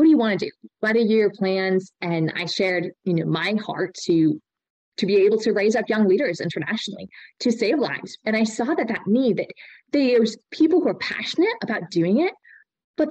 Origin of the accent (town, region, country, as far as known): United States; also born or lived in Austria